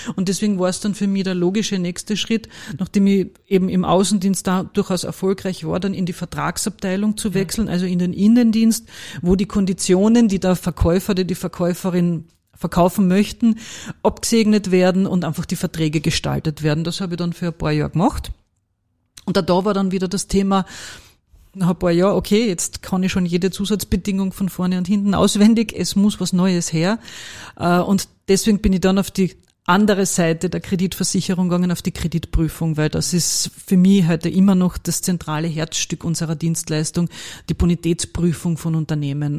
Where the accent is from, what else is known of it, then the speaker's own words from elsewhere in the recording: Carinthia, Austria; accent: Carinthian; moved away as an adult; now in Vienna, Austria; ich bin gebürtige Kärntnerin, das wird man auch hören